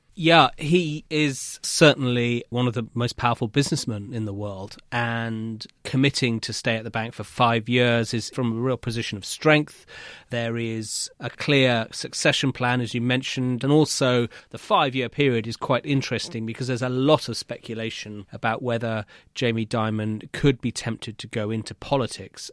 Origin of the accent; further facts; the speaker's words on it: United Kingdom; as a Brit